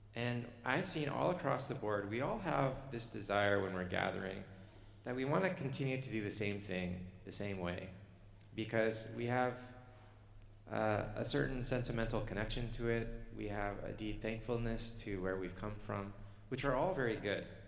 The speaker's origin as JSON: {"language": "English", "country": "Canada", "said": "I'm Canadian"}